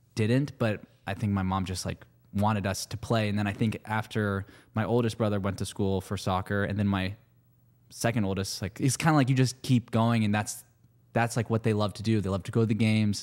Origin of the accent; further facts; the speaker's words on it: Bay Area, California, United States; moved away as an adult; also born or lived in Los Angeles; now in New York, United States; I was raised in the Bay Area